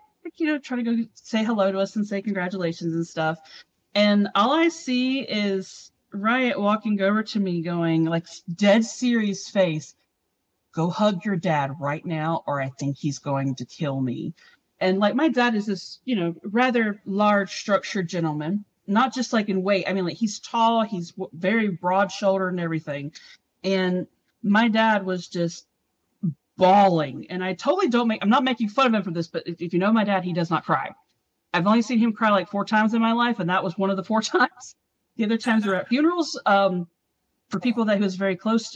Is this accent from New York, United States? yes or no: no; South Georgia, United States; moved away as an adult; now in California, United States; The region that I grew up in South Georgia